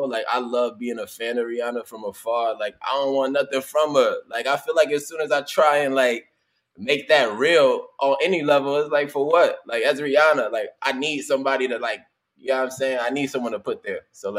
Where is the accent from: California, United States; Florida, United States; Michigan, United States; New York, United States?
California, United States; Los Angeles; moved away as an adult; now in New Orleans, United States; Born and raised in Cali. Born and raised in L.A., Ladera Heights. I live in New Orleans. I moved to New Orleans like, 4 years ago when I started working on the show. I'm currently in New Orleans.